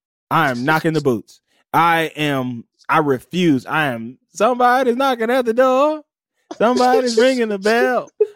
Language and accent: English; Mississippi, United States; I'm from Mississippi.